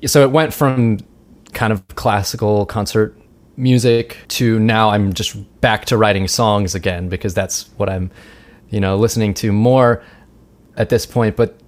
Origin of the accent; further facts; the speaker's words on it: Richmond, United States; I'm from Richmond, as you just heard. We went to the same high school, if they didn't know that, me and Kim.